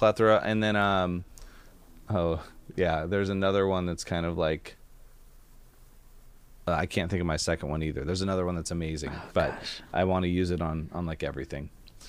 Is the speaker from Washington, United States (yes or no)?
yes; Amboy, Washington, United States; Like I grew up in Amboy, Washington, but I don't go back there, so I can say it and it's fine.